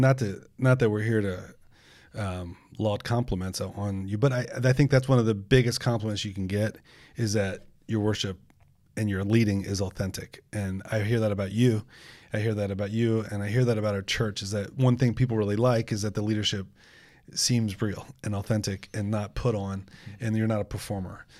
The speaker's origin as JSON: {"language": "English", "country": "United States", "said": "we're American"}